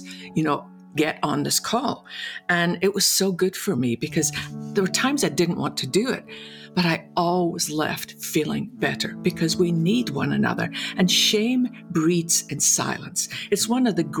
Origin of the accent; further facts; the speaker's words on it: west coast of Scotland, United Kingdom; moved away as an adult; also born or lived in London; now in Dallas, United States; I was born in the west coast of Scotland, went to seminary in London, and then came over to America